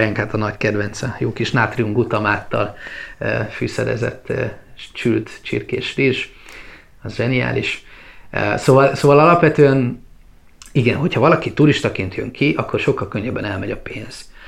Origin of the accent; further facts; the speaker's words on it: Hungary; also born or lived in Bali, Indonesia; mi magyarok vagyunk és keresztények